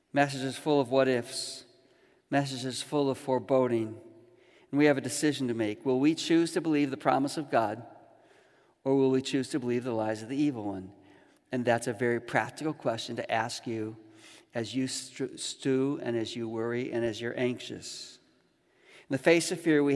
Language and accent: English; Chicago, Illinois, United States; growing up in Chicago